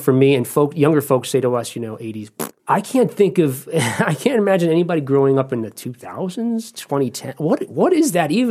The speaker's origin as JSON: {"language": "English", "region": "East Coast", "country": "United States", "moved": "yes", "lives_now": "Ohio, United States", "said": "I'm from the East Coast"}